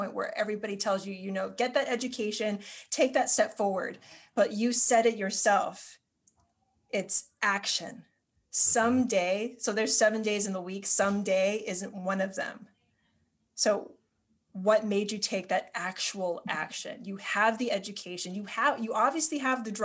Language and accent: English; Hawaii, United States; moved away as an adult; now in New York City, United States; I'm from Hawaii. A lot of you all know that. But I moved to New York in August